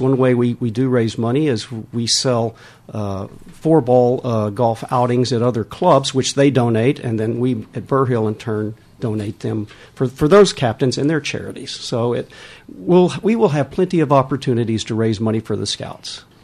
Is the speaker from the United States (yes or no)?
yes; Texas, United States; moved away as an adult; now in Weybridge, United Kingdom; Originally from Texas